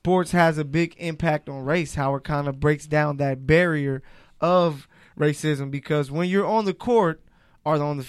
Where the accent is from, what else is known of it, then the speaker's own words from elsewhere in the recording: Los Angeles, California, United States; I'm from L.A., South Central